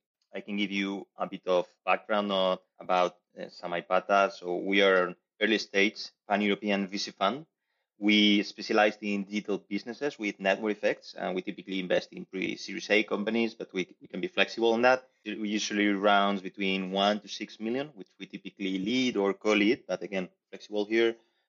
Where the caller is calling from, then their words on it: Madrid, Community of Madrid, Spain; I'm right now in Madrid.